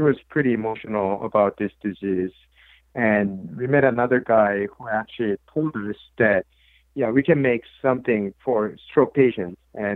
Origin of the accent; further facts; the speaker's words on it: South Korea; moved away as an adult; growing up in South Korea in the early 80s